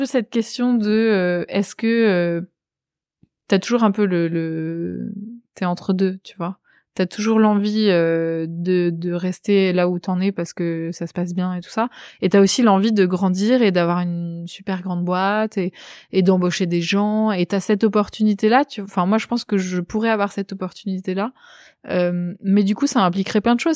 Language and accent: French; Pyla-sur-Mer, Nouvelle-Aquitaine, France; moved away; dans ma ville natale, le Pilat-sur-Mer